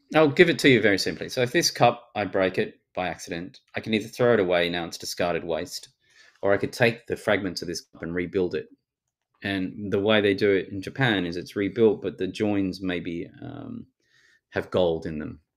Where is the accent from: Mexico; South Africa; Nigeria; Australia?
Australia; accent: Australian